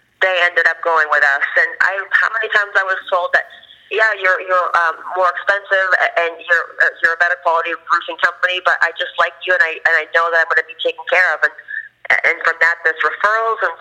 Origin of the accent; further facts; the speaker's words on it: Boston, Massachusetts, United States; now in Florida, United States; I'm from Boston originally.